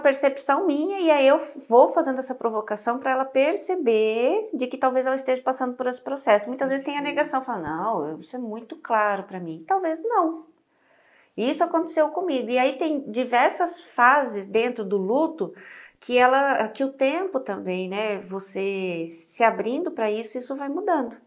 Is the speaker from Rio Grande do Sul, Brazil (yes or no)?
yes; Rio Grande do Sul, Brazil; moved away; eu sou gaúcha